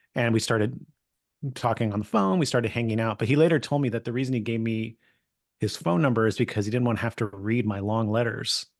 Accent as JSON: {"language": "English", "region": "California", "country": "United States", "tie": "born or raised there", "said": "I grew up in California"}